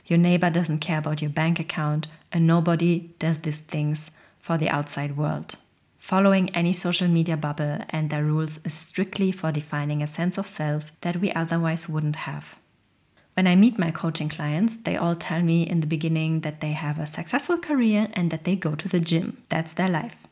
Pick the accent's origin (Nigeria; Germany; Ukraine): Germany; I come from a very humble Polish immigrant family and I grew up in Germany.